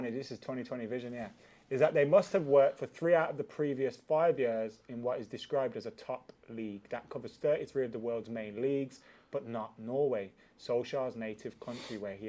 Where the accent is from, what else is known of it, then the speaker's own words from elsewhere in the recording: England, United Kingdom; I grew up seeing how like Irish people were treated here.